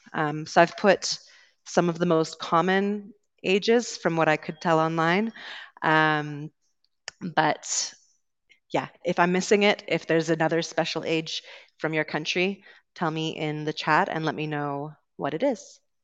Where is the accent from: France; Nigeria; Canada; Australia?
Canada; accent: Canadian; moved away as an adult; also born or lived in United Kingdom; I'm originally from Canada, so you will be hearing a Canadian accent today